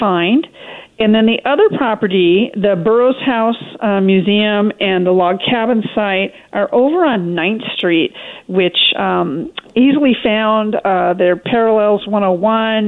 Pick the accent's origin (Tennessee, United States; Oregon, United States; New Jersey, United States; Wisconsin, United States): Oregon, United States; Portland; also born or lived in Northern California; now in Newport, United States; I grew up in Portland, went to OSU for both degrees